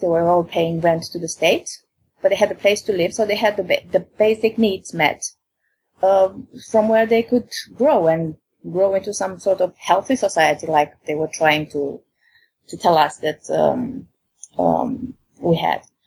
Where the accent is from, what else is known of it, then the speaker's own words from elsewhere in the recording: Romania; now in England; in my country, I'm from Romania